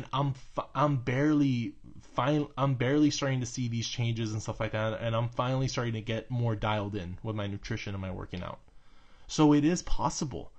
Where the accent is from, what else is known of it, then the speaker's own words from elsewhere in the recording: Texas, United States; I'm from Texas